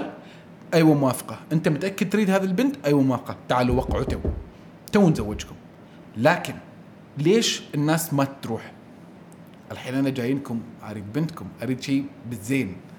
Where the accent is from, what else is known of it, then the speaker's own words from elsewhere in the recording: Oman; عندنا في عمان